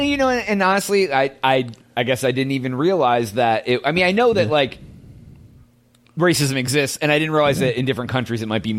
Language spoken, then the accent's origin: English; United States; as a white dude from America